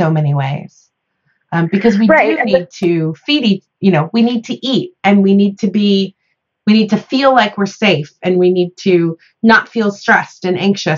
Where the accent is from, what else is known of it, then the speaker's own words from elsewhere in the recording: Midwest, United States; I'm from the Midwest